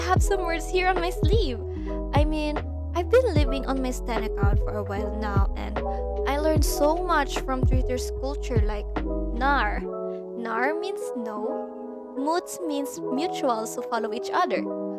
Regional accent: Philippines; For today's topic, we will talk about the impact of social media in the cultural aspect of us Filipinos.

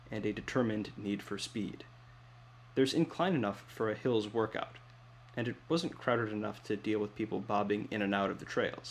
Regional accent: Midwest, United States; as a Midwesterner

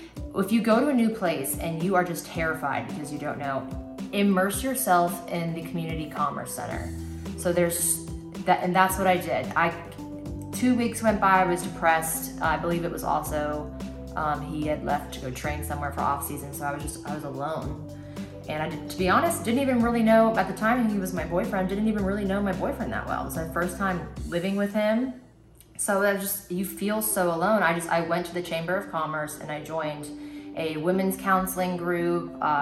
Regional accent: Tampa, Florida, United States; I didn't understand Jacksonville because I came from Tampa and St. Pete, where there's always something to do.

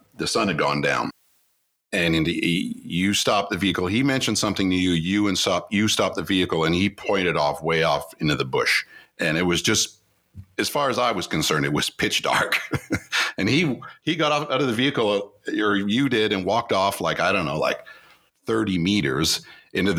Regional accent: Toronto, Ontario, Canada; we're from Toronto.

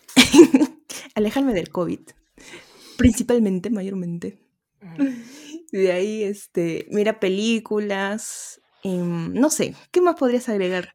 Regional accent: Arequipa, Peru; yo soy arequipeña. Si escuchan un poquito el dejo, se aguantan nomás

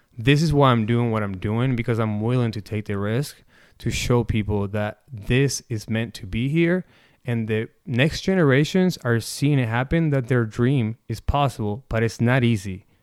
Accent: Necochea, Buenos Aires Province, Argentina; now in Omaha, United States; I am from Necochea, um, born and raised. I came here, um, in nineteen ninety-nine

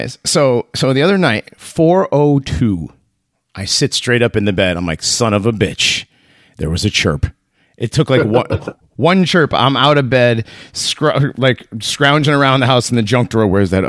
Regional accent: Hartford, Connecticut, United States; I grew up in Hartford, and Hartford is a very is very black

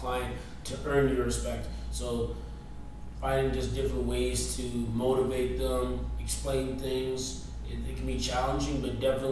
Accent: Toronto, Ontario, Canada; now in British Columbia, Canada; I'm originally from Toronto, Ontario, Scarborough, actually

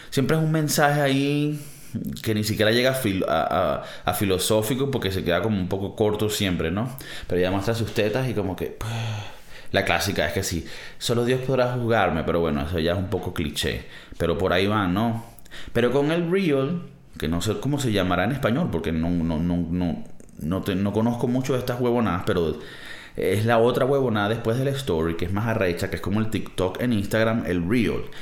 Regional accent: Venezuela; moved away; Un escape room, marico, venimos de Venezuela eso sí fue un escape room.

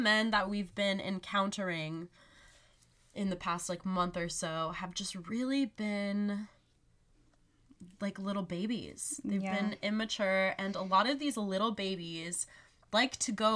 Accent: Laguna Beach, California, United States; moved away; growing up in Laguna

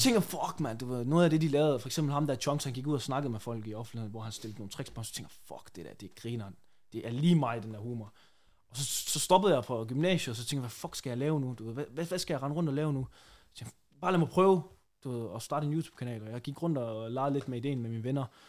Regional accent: Randers, Central Denmark Region, Denmark; moved away as an adult; now in Aarhus, Denmark; jeg er egentlig bare vokset op i et stille og roligt område i Randers

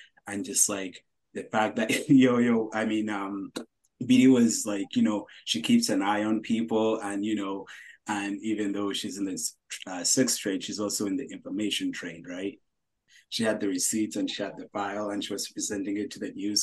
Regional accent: United States; also born or lived in Uganda; I did grow up here

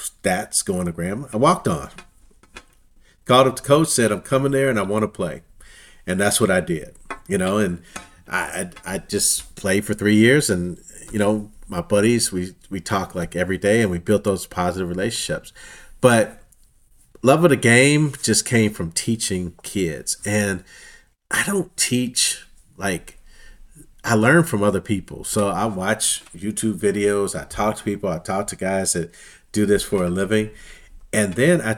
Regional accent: Missouri, United States; born and raised in Missouri, Kansas City Royals

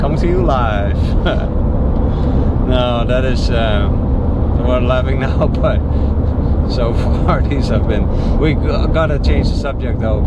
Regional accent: Netherlands; moved away as an adult; also born or lived in Fresno, United States / Haiti / Miami, United States; now in Naples, United States; I'm from the Netherlands.

